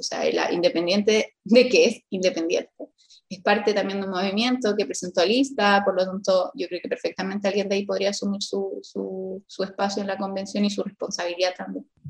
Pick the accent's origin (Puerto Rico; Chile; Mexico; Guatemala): Chile; Rengo, O'Higgins; also born or lived in Rosario, Chile; Yo soy de Rengo eh, y nací en Rosario, que es como una localidad muy chiquitita cerca de Rengo